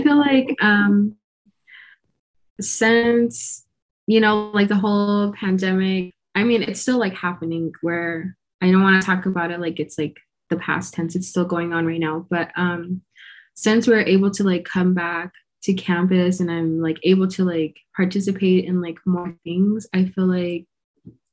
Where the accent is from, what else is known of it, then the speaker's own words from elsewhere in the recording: United States; moved away; very, very tiny community on the Navajo Nation. It's called Nashchiri